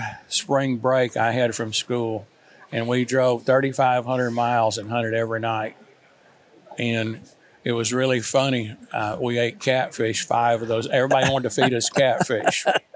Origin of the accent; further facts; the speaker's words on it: Illinois, United States; also born or lived in Mississippi; And my dad moved up there in 1953 and went to work at Caterpillar. So I spent my growing up years in Illinois.